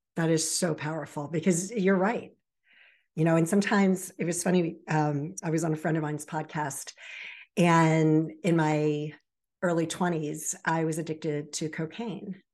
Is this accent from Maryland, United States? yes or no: yes; Baltimore Annapolis area, Maryland, United States; also born or lived in Virginia Beach, Virginia; raised in the Baltimore Annapolis area